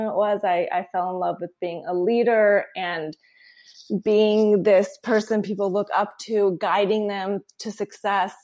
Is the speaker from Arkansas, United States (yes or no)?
no; Long Beach, California, United States; moved away as an adult; also born or lived in Tucson, Arizona; now in San Francisco, United States; I'm from Southern California